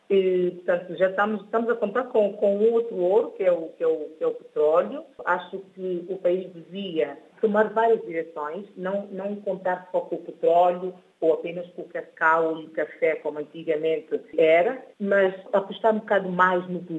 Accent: São Tomé & Príncipe; moved away as an adult; also born or lived in Guinea-Bissau; now in Bissau, Guinea-Bissau; sou de São Tomé e Príncipe, sinto-me honrada por ser São Tomense.

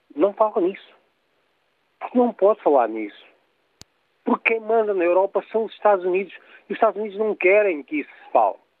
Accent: Portugal; eu, como português

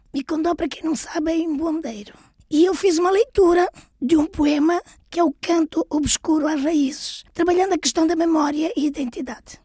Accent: Angola; also born or lived in Figueira da Foz, Portugal; now in Maceió, Brazil; Eu nasci em Portugal, na Figueira da Foz, passei a minha vida praticamente toda em África, em Angola e agora estou no Brasil

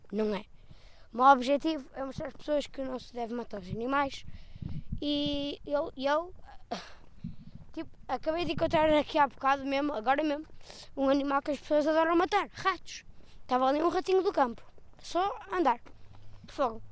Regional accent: Matosinhos, Norte, Portugal; Eu não sou de Lisboa

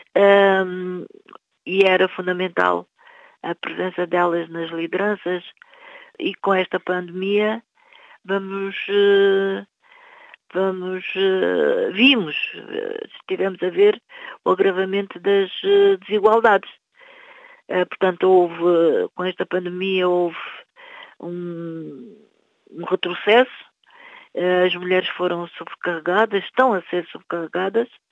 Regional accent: Cape Verde; now in Portugal; os meus irmãos em Cabo Verde

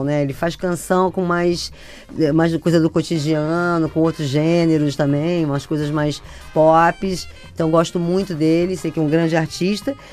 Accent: Brazil; eu sou brasileiro, gosto muito da música brasileira

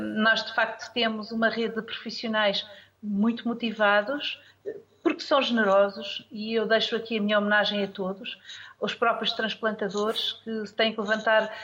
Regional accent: Portugal

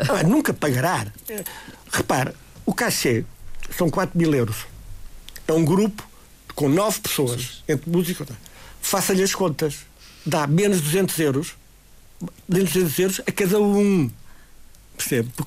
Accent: Madeira, Portugal; nós para o ano vamos ter, como madeirense, vamos ter uma exposição do Rigo

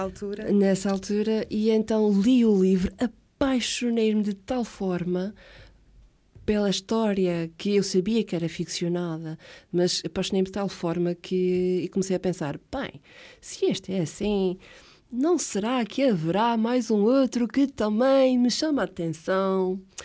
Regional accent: Ponta Delgada, Azores, Portugal; first language Portuguese; also born or lived in Água de Pau; Saí de Água de Pau para aí com 3 anitos. E desde então vivo uh, na mesma casa, em São Vicente Ferreira.

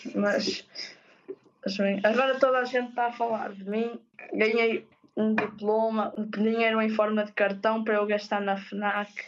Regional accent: Ponte da Barca, Norte, Portugal; sou de Ponta Barca

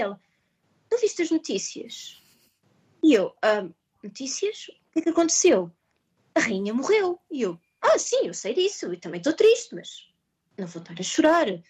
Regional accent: Portugal; moved away as an adult; now in Maidenhead, United Kingdom; eu que sou portuguesa

